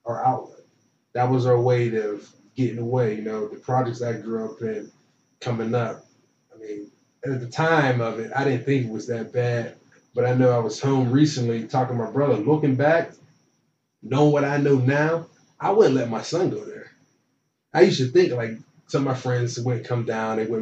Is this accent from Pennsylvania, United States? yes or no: yes; Beaver Falls, Pennsylvania, United States; moved away; I'm from Beaver Falls, Pennsylvania, which is right outside of Pittsburgh.